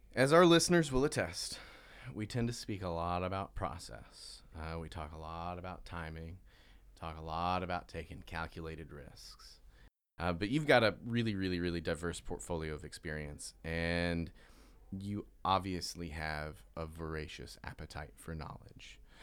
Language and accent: English; the South, United States; I'm from the South.